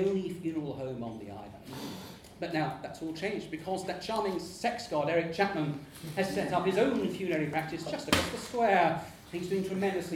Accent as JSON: {"language": "English", "town": "Portsmouth", "region": "South East England", "country": "United Kingdom", "tie": "born or raised there", "said": "my hometown of Portsmouth"}